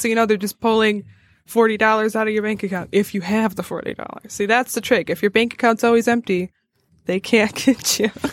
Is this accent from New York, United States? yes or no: no; Madison Heights, Michigan, United States